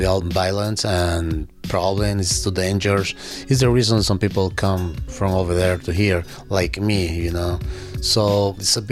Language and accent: English; El Salvador; English is a second language; now in Berkshires, Massachusetts, United States; I am from El Salvador